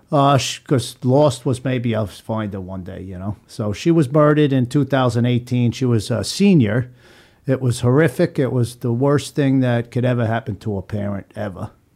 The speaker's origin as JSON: {"language": "English", "area": "Long Island", "region": "New York", "country": "United States", "tie": "born or raised there", "also_born_or_lived": "Oregon", "moved": "yes", "lives_now": "Florida, United States", "said": "I grew up in Long Island, uh, and I moved to Florida in about nineteen ninety-nine"}